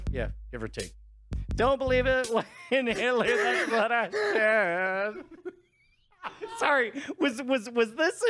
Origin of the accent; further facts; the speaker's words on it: Palmdale, California, United States; I'm from East Palmdale.